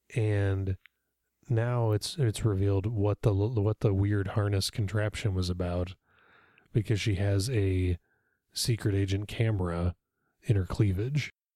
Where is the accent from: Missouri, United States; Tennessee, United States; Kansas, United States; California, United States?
Kansas, United States; Olathe; We had that in Olathe, Kansas when I was a little kid